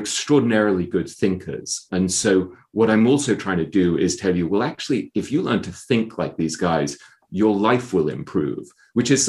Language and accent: English; England, United Kingdom; moved away as an adult; also born or lived in Hong Kong / London / New York; I grew up in England.